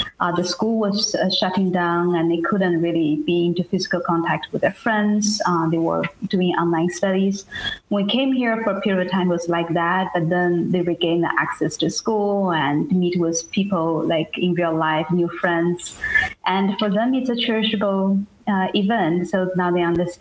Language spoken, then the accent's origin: English; China; moved away; I was born and raised in China in a very small place and one of the poorest provinces.